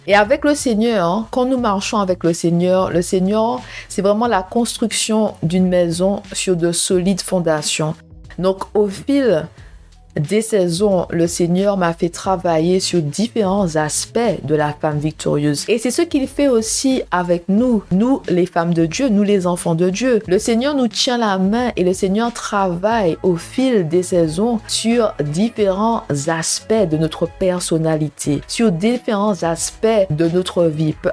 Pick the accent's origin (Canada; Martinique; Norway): Martinique; moved away as an adult; also born or lived in Marseille; now in London, United Kingdom; je suis une Martiniquaise qui vit à Londres. J'insiste sur je suis une Martiniquaise